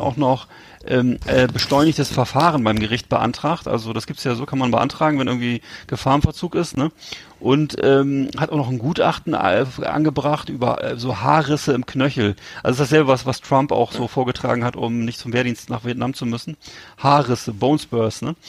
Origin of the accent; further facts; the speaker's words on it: Bremerhaven, Bremen, Germany; bei uns in Bremerhaven gab's ja Columbus Center